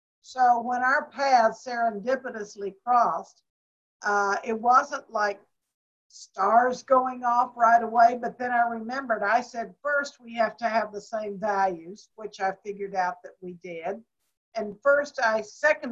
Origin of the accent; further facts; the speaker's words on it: Waco, Texas, United States; moved away as an adult; also born or lived in Washington, D.C.; I was born and raised in Waco, Texas